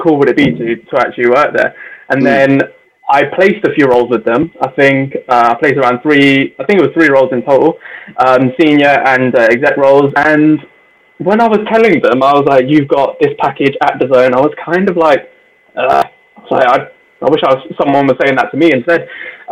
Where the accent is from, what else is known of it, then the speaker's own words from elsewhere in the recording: Birmingham, West Midlands, United Kingdom; I'm from Handsworth as well. We lived like full on Jamaican community